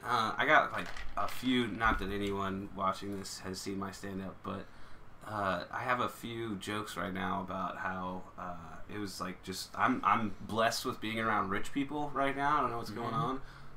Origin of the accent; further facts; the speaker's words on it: Texas, United States; Like, I don't sound like I'm from Texas at all. I've lived here my whole life. Well, my family's from the West Coast.